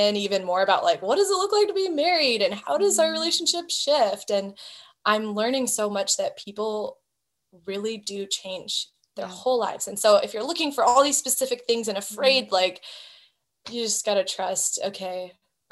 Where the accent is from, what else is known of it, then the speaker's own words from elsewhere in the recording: Hawaii, United States; moved away; I grew up in Hawaii